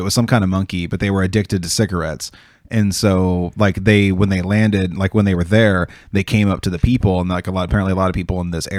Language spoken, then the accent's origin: English; Oregon, United States; I'm from Oregon.